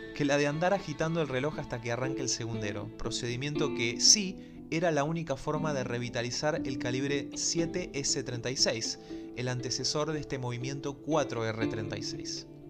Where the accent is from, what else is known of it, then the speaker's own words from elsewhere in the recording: Buenos Aires, Argentina; como buen porteño que soy, me recuerda al obelisco de la ciudad de Buenos Aires